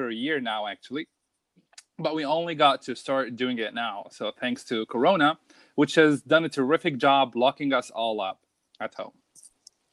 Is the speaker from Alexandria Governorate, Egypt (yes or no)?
no; Cairo, Cairo Governorate, Egypt; also born or lived in Abu Dhabi; now in Germany; I am from Cairo, Egypt. And my family lives in Abu Dhabi